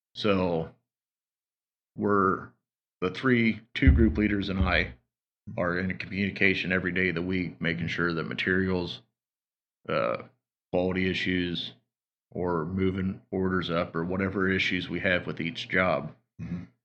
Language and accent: English; Wabash, Indiana, United States; I grew up in Wabash. Went to Wabash High School, graduated in 2007